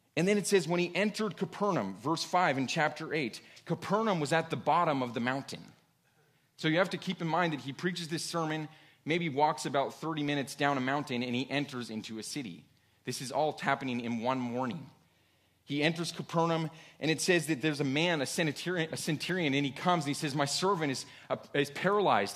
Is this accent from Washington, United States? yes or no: yes; Washington, United States; I grew up in Washington State